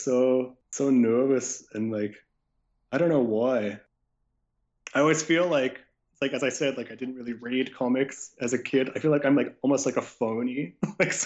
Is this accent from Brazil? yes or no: no; Canada; I grew up in Canada